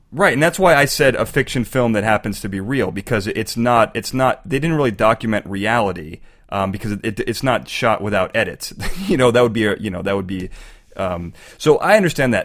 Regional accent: Chicago, Illinois, United States; also born or lived in Boston; I'm from Chicago.

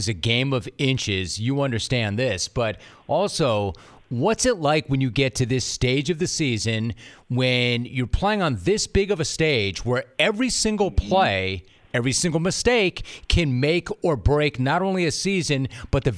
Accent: Los Angeles, California, United States; also born or lived in Wisconsin; I'm a California native. I grew up in Los Angeles

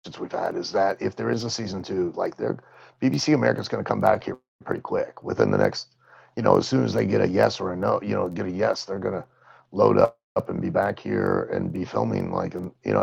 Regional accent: Lima, Ohio, United States; in my hometown where I grew up in Lima, Ohio

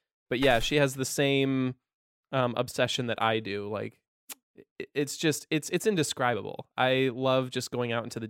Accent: Napa Valley, California, United States; I grew up in Napa Valley, and when people hear that, they're like, oh, it was probably so gorgeous.

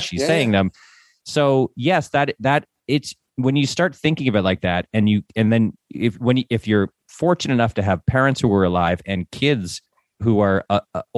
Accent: Northeast, United States; We're both from the Northeast

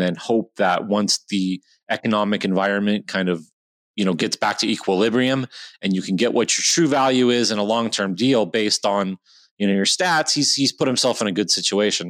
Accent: Rancho Cucamonga, California, United States; I am also from Rancho Cucamonga, California

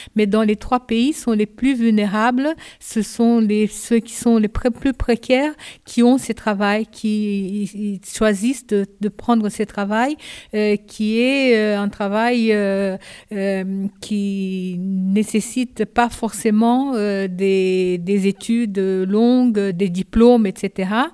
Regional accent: Brazil; French is a second language; moved away as an adult; also born or lived in Japan; now in France; je suis née au Japon. À l'âge de 5 ans, je suis allée au Brésil et j'ai resté au Brésil de 5 ans à 22 ans et j'ai fait toute ma scolarité au Brésil

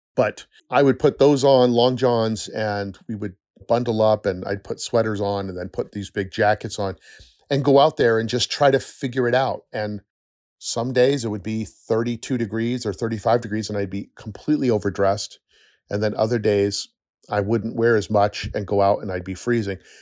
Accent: upstate New York, United States; also born or lived in Sacramento, California / Los Angeles, California; I moved from California to upstate New York when I was nine

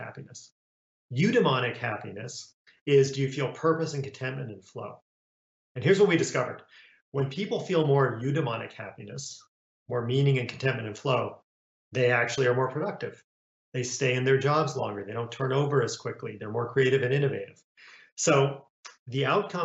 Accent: Romania; now in United States; I was born in Romania and came to the US as a refugee

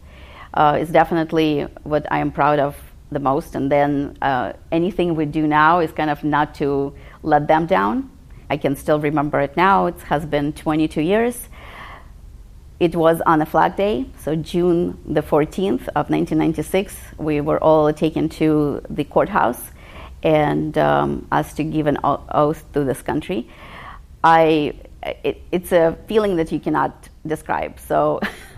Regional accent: Western Ukraine, Ukraine; moved away as an adult; now in United States; I grew up in the Ukraine, in the western part of the Ukraine

